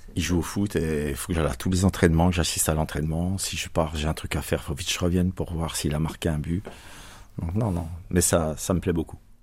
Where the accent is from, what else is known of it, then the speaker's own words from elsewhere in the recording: Bourgogne-Franche-Comté, France; now in Marseille, France; je suis franco-suisse. Je viens de la région de Franche-Comté. J'ai pas pris l'accent